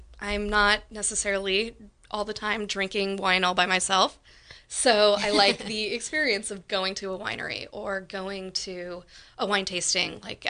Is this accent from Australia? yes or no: no; Windsor, California, United States; No, I mean, I grew up here in Windsor, but at the time, Windsor didn't even have a high school. I was the first graduating class of Windsor.